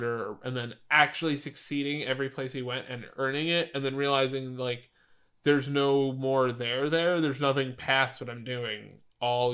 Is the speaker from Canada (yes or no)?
yes; Canada; my fellow Canadians